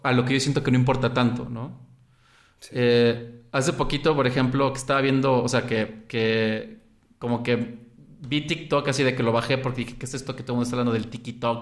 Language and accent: Spanish; Xalapa, Veracruz, Mexico; also born or lived in Mexico City; crecí en Jalapa y me crié, por así decirlo, y aunque nací en el DF, toda mi, primaria hasta la prepa estuve en Jalapa